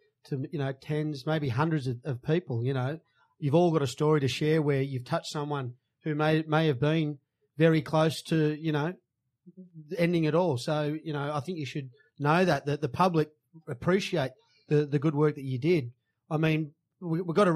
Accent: Sydney, New South Wales, Australia; We're from the Bondi side.

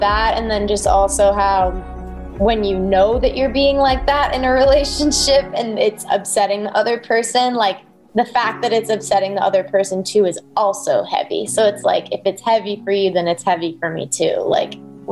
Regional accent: outside of Boston, Massachusetts, United States; moved away as an adult; also born or lived in North Carolina; now in California, United States; I'm from the East Coast. So I was born just outside of, or I'm from outside of Boston, Massachusetts

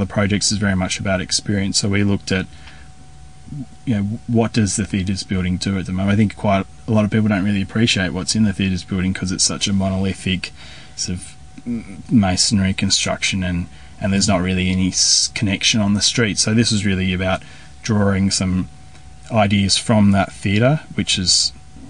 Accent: Tasmania, Australia; when I was young, growing up in Tasmania

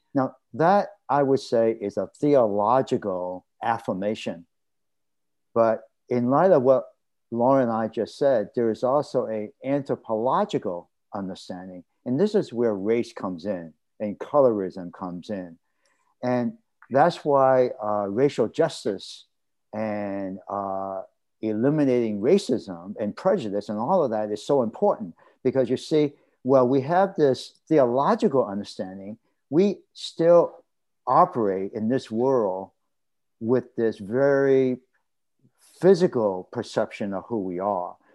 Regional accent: Boston, Massachusetts, United States; male Chinese American, uh, growing up in Roxbury, which uh, uh, is uh, part of a Boston neighborhood

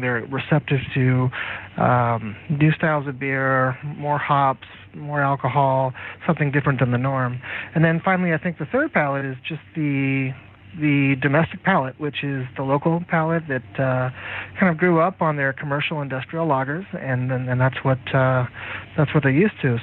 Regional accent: United States; moved away as an adult; also born or lived in California; now in Hong Kong; I come from the United States

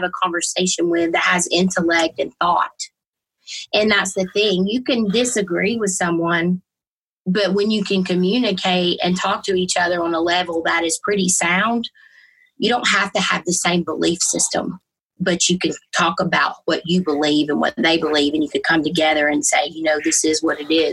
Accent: Georgia, United States; I was born and raised in Georgia, obviously very Southern Baptist

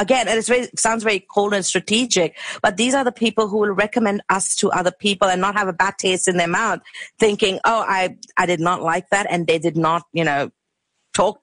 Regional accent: India; moved away as an adult; now in Australia; we are from India and people call us brown or curry

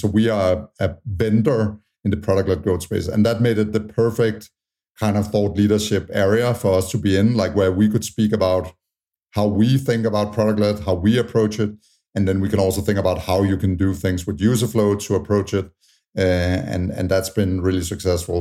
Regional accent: Tanzania; moved away; also born or lived in Utah; I was born in Tanzania

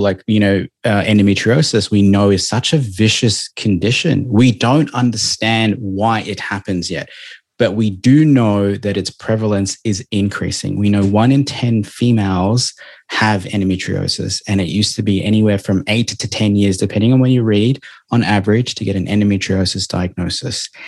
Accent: Melbourne, Victoria, Australia; now in Gold Coast, Australia; I'm from Melbourne

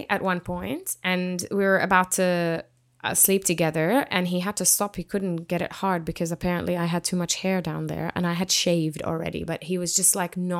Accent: Jordan; moved away as an adult; now in Australia; where I grew up in Jordan

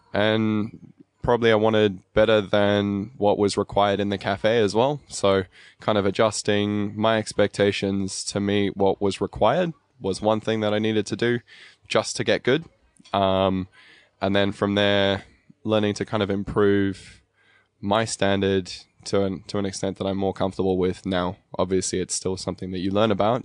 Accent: Albury, New South Wales, Australia; also born or lived in Cape Town, South Africa; I was born in South Africa in Cape Town. Um, I finished high school here, though, so in Aubrey, just over the border in New South Wales.

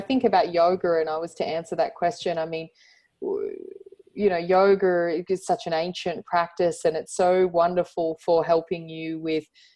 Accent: Central Coast, New South Wales, Australia; also born or lived in Surry Hills, Sydney; I used to go like one day a week at a local club where I grew up on the Central Coast

